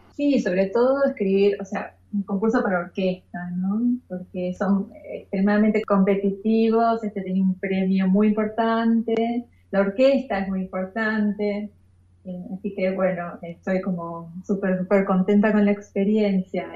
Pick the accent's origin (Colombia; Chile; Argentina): Argentina; Temperley, Buenos Aires Province; yo soy de zona sur de Temperley y empecé a estudiar música de chica en el Conservatorio Julián Aguirre